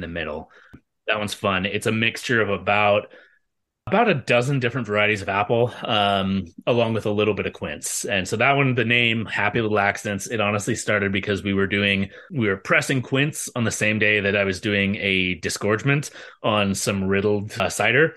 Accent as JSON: {"language": "English", "area": "Bay Area", "region": "California", "country": "United States", "tie": "born or raised there", "said": "when I was a kid, uh, growing up in the Bay Area"}